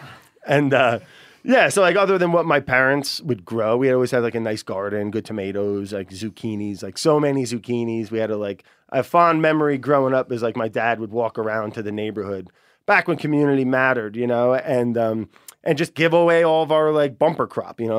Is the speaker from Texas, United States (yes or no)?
no; northern New Jersey, United States; Where I grew up in northern New Jersey, ton of black bears